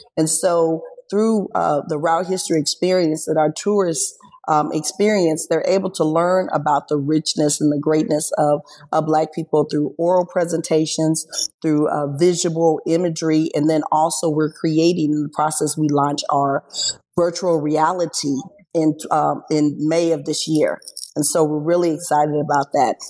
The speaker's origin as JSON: {"language": "English", "town": "Springfield", "region": "Illinois", "country": "United States", "tie": "born or raised there", "said": "I'm in Springfield. I was born and raised in Springfield."}